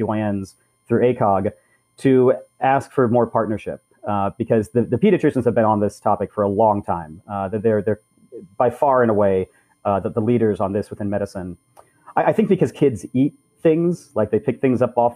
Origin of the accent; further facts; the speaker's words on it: Southern California, United States; grew up in Southern California where I am at the moment